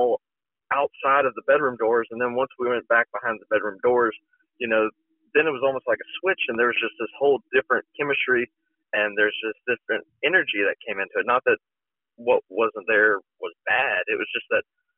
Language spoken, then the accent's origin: English; Alabama, United States; I grew up in very conservative Alabama